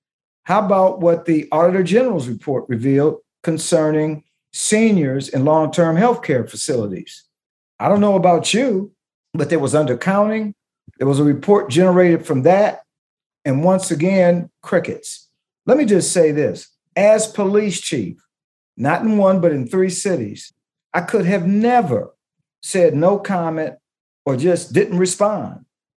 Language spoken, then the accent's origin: English; Detroit, Michigan, United States; First and foremost, I live in Detroit. I am from Detroit. I was a chief of police for 8 years in Detroit. I am branded in Detroit. Detroiters know me.